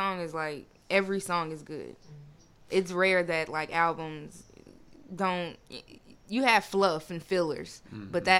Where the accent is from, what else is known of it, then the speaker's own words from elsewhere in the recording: Memphis, Tennessee, United States; I'm from Memphis.